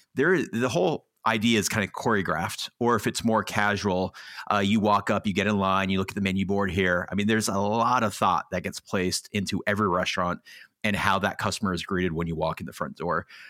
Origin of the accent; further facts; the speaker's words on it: Los Angeles, California, United States; also born or lived in New York; I grew up in Los Angeles